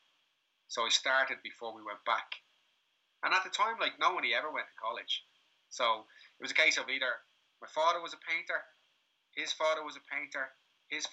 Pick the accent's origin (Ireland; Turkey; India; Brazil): Ireland; Dublin, Leinster; now in Lagos, Portugal; I grew up in Crumlin in the 80s